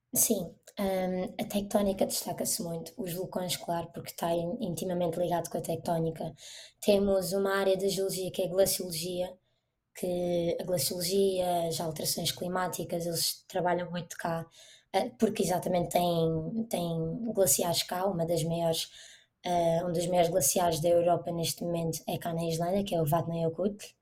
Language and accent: Portuguese; Portugal; moved away as an adult; also born or lived in Iceland; now in Reykjavik, Iceland; nós em Portugal, por exemplo, plantamos batatas ou, ou alguma coisa no nosso jardim, na nossa horta